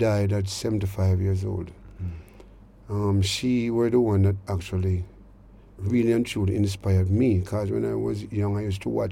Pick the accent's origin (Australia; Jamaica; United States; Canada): Jamaica; Kingston; growing up in Denham Town as a child